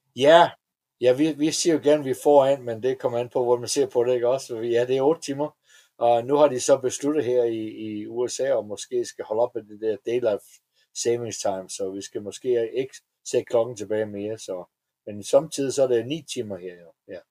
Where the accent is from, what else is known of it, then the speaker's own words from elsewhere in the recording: Denmark; moved away as an adult; also born or lived in Atlanta, United States / Florida, United States; now in Las Vegas, United States; Danmark er mit hjem, og jeg er ja. stadigvæk dansk statsborger